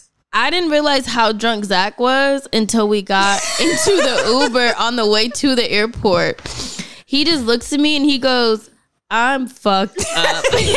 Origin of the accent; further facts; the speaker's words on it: Los Angeles, California, United States; From LA.